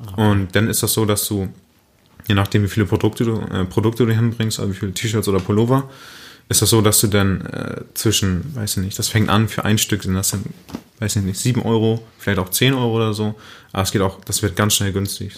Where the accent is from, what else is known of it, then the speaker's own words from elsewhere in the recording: Münster, North Rhine-Westphalia, Germany; Ich komme aus der Münster